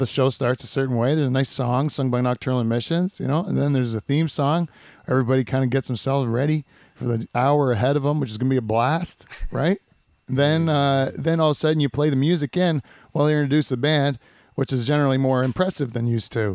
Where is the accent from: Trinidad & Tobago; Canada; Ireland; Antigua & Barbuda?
Canada